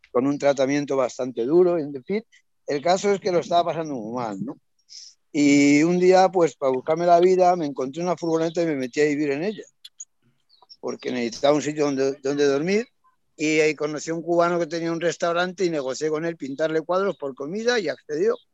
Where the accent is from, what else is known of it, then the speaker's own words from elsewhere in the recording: Colombia; moved away; porque yo Encarni la conocí cuando llegué de Colombia y estaba viviendo en un albergue en Guadalajara.